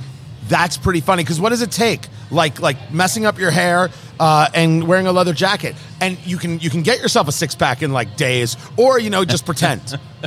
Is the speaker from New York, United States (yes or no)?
no; New Jersey, United States; moved away; I never saw that growing up in Jersey.